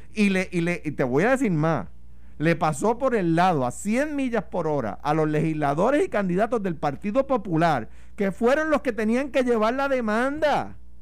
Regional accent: Puerto Rico; yo soy un puertorriqueño

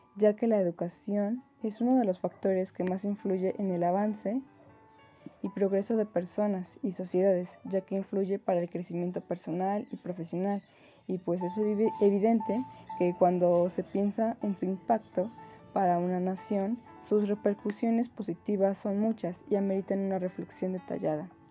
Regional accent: Mexico; nuestro país, México

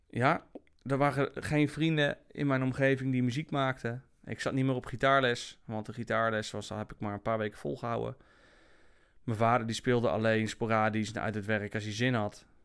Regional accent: Apeldoorn, Gelderland, Netherlands; also born or lived in Germany; Ja, nou, ik ben geboren in Duitsland.

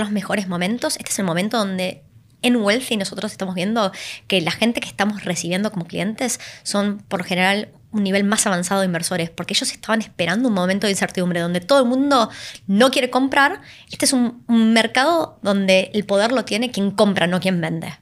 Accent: Argentina; viniendo de un país como Argentina

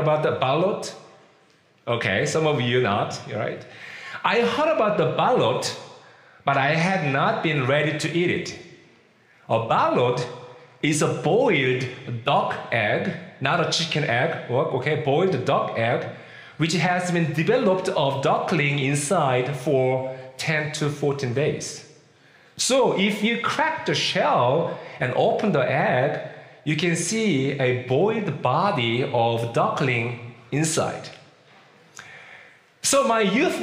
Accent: South Korea; first language Korean; English is a second language; moved away as an adult; also born or lived in Philippines / Kentucky, United States; now in Virginia, United States; I was born and raised in Korea. I'd never spoken English before I became like 24 years old.

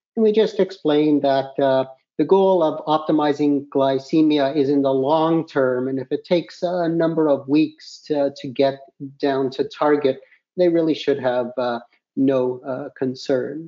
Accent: Canada; I'm from Canada and I practice uh, diabetes in Canada

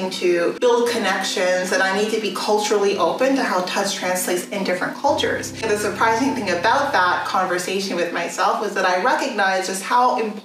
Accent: Canada; So because I grew up in Canada, and more than that, I grew up in rural areas

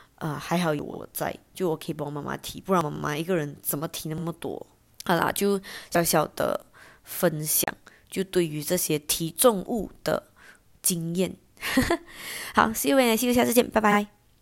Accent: Johor Bahru, Johor, Malaysia; 我家附近有一个是 J B 这边最大的夜市

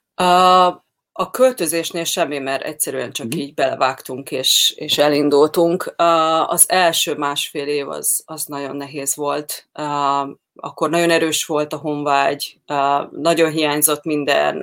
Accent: Hungary; moved away as an adult; én Magyarországon nőttem fel

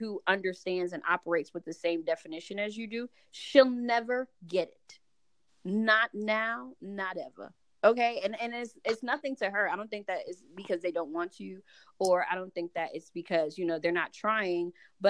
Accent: New York, United States; I'm from New York, so I've been, I've grown up in diverse situations all my life, predominantly Black situations for the most part.

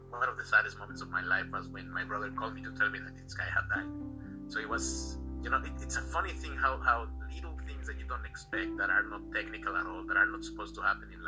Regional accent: Mexico; moved away as an adult; also born or lived in England; I'm originally from Mexico. I went to school there

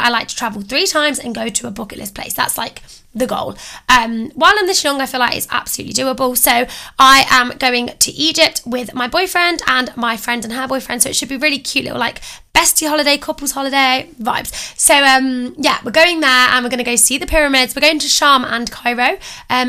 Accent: Coventry, West Midlands, United Kingdom; I'm from Coventry.

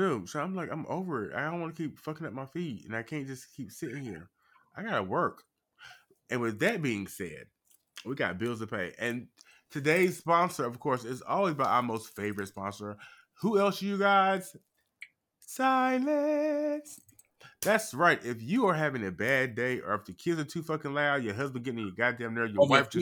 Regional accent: North Carolina, United States; moved away; my home state now, okay, right now is the motherfucking music capital. It's one of, like, the music places. Like, people go to North Carolina

